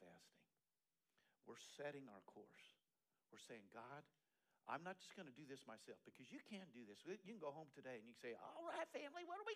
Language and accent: English; Eastern Colorado, United States; now in Texas, United States; I grew up in Eastern Colorado